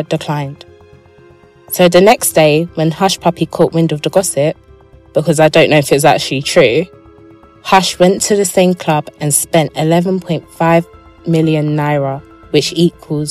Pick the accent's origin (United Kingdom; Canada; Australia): United Kingdom; England; accent: English; my accent is just too brothelized. Yeah, basically it's too English.